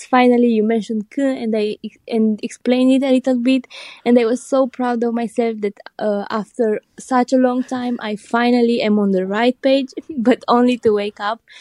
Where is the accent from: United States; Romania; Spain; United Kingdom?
Romania; aka Transylvania; from Romania, aka Transylvania